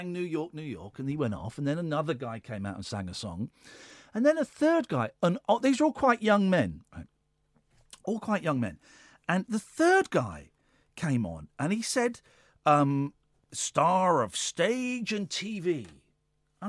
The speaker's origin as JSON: {"language": "English", "region": "London", "country": "United Kingdom", "said": "I'm from London"}